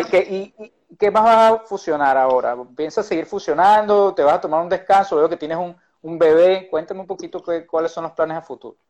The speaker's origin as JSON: {"language": "Spanish", "country": "Venezuela", "said": "Yo particularmente que soy venezolano como tú"}